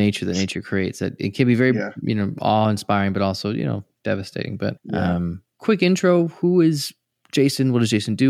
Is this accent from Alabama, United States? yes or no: no; California, United States; I'm from California, so I'm used to earthquakes.